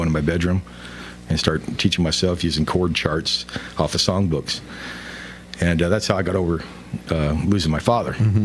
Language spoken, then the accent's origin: English; Vicksburg, Mississippi, United States; now in Lacey, Washington, United States; I'm originally from Vicksburg, Mississippi.